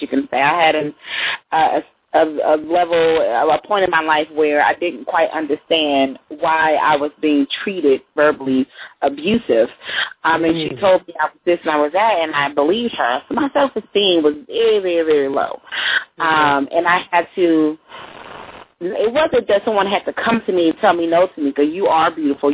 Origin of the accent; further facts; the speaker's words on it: Fort Worth, Texas, United States; Outside of Dallas